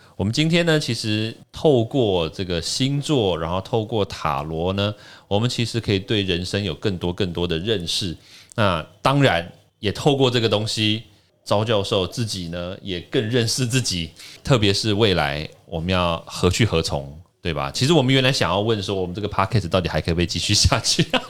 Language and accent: Chinese; Taiwan; 我台湾长大，我台湾出生，三军总医院